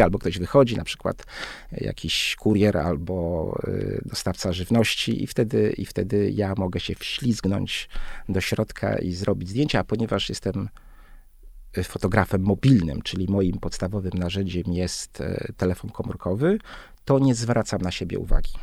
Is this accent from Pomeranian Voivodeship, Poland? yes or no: no; Warsaw, Masovian Voivodeship, Poland; wychowałem się w blokach, ale to były takie bardzo e, subtelne bloki, czteropiętrowe